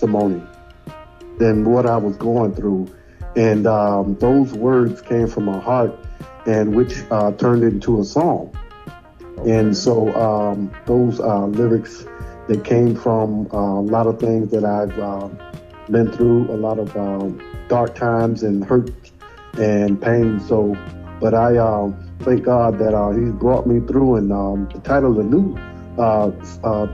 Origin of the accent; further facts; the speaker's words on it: Daytona Beach, Florida, United States; I'm from born and raised in Daytona Beach